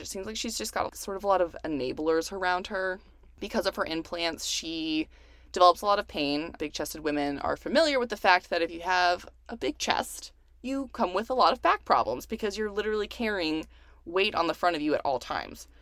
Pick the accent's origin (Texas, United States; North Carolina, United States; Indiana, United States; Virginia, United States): Texas, United States; Houston; now in California, United States; I'm also from Houston.